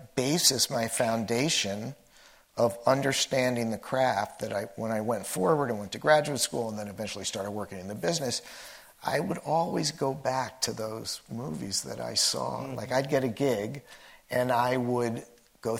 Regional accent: New Jersey, United States; moved away as an adult; also born or lived in Washington, D.C. / California; I grew up in New Jersey

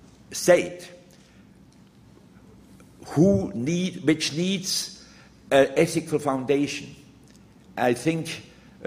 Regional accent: Switzerland; moved away; also born or lived in Germany; even in my home country, Switzerland

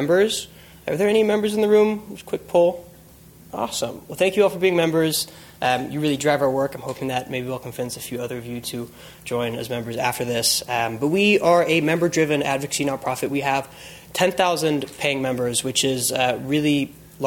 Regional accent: San Francisco, California, United States; moved away as an adult; also born or lived in Los Angeles; being born and raised in San Francisco

